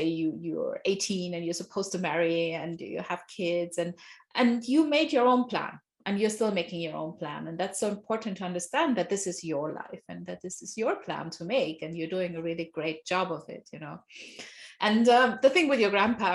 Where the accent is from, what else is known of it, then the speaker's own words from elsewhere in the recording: Nigeria; I grew up in Nigeria, my father's from Nigeria.